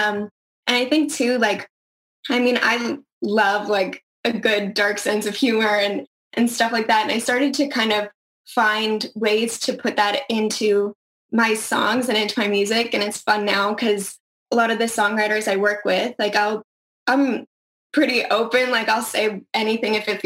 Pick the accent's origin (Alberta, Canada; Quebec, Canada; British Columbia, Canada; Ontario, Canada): Alberta, Canada; Calgary; moved away as an adult; Born and raised in Calgary